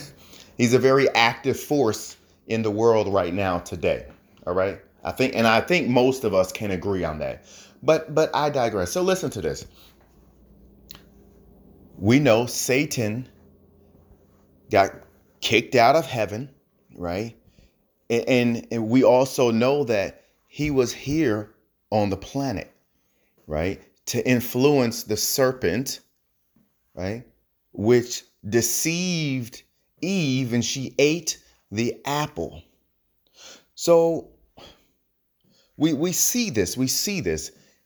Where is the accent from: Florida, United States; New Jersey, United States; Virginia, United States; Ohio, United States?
New Jersey, United States; Now, I'm from New Jersey. New Jersey, most of them say axe. I worked hard on my accent, so I say ask.